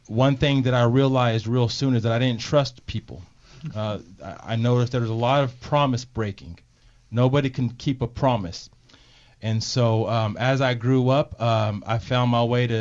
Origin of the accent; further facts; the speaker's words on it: San Pablo, California, United States; also born or lived in Martinez, California; I am a local boy. I'm from Montalvin Manor, which is in San Pablo, California. I did have it rough growing up